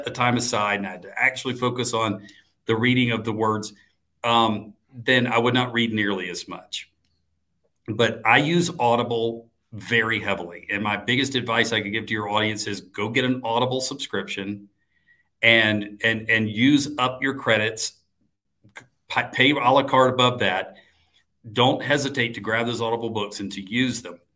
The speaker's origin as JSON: {"language": "English", "town": "Atlanta", "region": "Georgia", "country": "United States", "tie": "born or raised there", "said": "my hometown of Atlanta"}